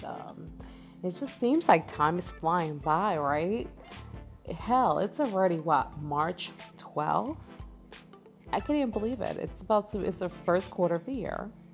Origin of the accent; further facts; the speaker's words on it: New York, United States; moved away; I had went back home in December to visit New York. I'm from New York.